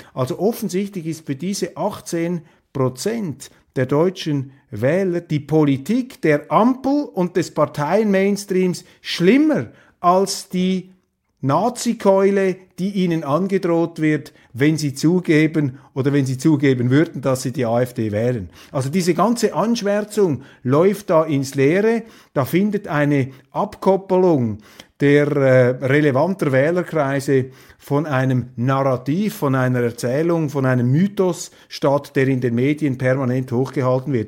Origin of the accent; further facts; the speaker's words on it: Switzerland; als Schweizer